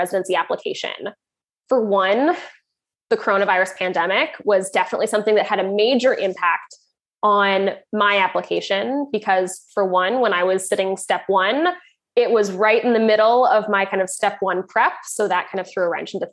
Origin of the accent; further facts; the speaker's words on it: Canada; moved away as an adult; now in Ireland; I'm Canadian